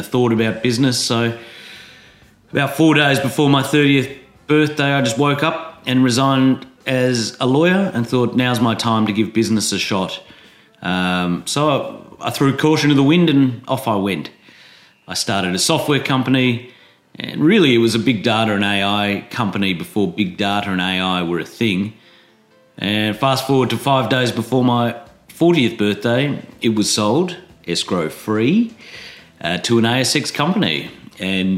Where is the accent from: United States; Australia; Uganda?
Australia; Adelaide, South Australia; moved away as an adult; also born or lived in Sydney; I played drums in bands in my hometown of Adelaide